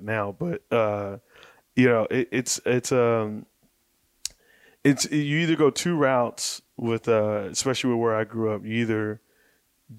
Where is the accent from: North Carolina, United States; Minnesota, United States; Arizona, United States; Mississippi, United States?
Arizona, United States; Mesa; I grew up in Mesa, Arizona